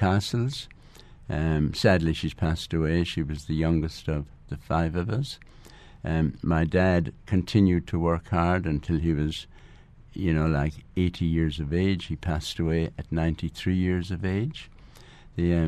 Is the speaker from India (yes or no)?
no; Ballinasloe, Connacht, Ireland; moved away as an adult; now in Dubai, United Arab Emirates; I was born in a small town in County Galway, 40 miles from the sea. It is called Ballinasloe